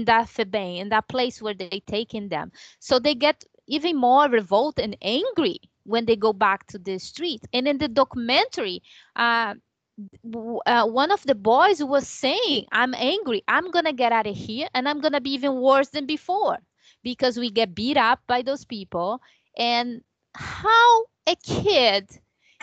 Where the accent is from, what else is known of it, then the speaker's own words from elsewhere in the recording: Rio de Janeiro, Brazil; moved away; children in my country, Brazil. I'm from Rio.